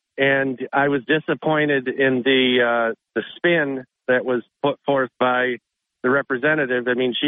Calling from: Endicott, New York, United States; Our portion of Endicott is still without power.

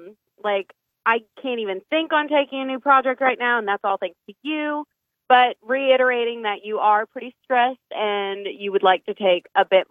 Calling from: Shreveport, Louisiana, United States; calling from Shreveport.

